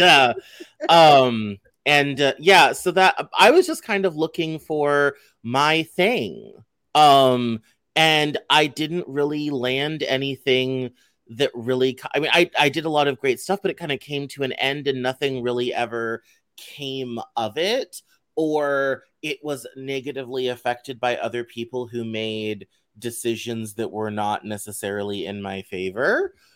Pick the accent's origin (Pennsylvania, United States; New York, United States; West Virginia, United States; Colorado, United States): Colorado, United States; growing up in Colorado